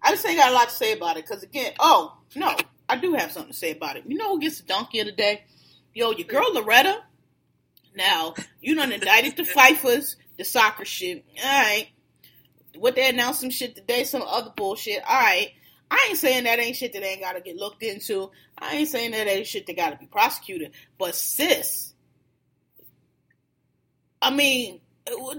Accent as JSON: {"language": "English", "town": "Philadelphia", "region": "Pennsylvania", "country": "United States", "tie": "born or raised there", "said": "I'm from Philly, y'all know, born and raised"}